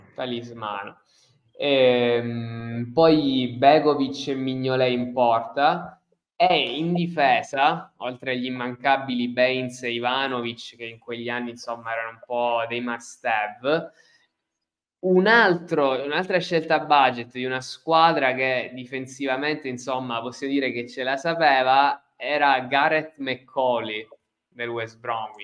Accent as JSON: {"language": "Italian", "town": "Messina", "region": "Sicily", "country": "Italy", "tie": "born or raised there", "said": "io sono di Messina, comunque siamo due ragazzi della stessa età, cresciuti nella stessa regione"}